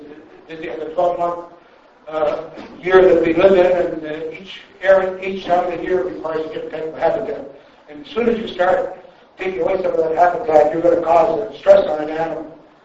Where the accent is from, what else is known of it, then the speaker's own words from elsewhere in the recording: Saskatchewan, Canada; now in Alberta, Canada; and I'm probably from Saskatchewan